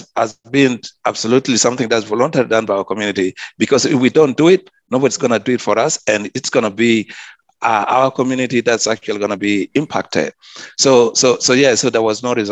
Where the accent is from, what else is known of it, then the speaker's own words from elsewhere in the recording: South Sudan; also born or lived in Sydney; now in Cairns, Australia; my community where I come from, I'm from South Sudan